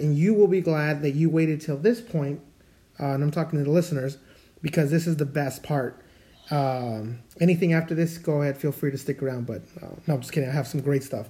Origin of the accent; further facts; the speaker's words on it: Mexico; I know I came from Mexico and we have some really crazy stuff that we believe in down there, right?